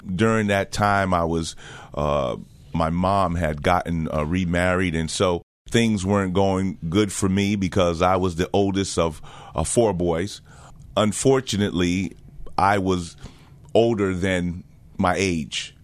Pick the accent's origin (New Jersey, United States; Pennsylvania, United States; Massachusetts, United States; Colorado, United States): New Jersey, United States; also born or lived in Jamaica / Connecticut; I'm originally from the island of Jamaica. Um, came here when I was about four years old, grew up in, uh, New Jersey